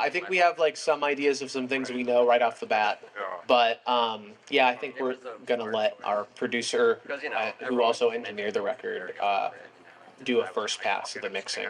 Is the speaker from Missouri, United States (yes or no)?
no; San Diego, California, United States; accent: surfer accent; now in Portland, United States; I'm from San Diego originally.